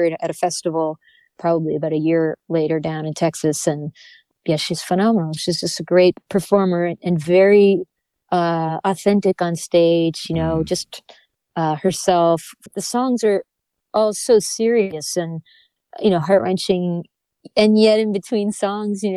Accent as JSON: {"language": "English", "region": "New Brunswick", "country": "Canada", "tie": "born or raised there", "said": "I grew up in New Brunswick."}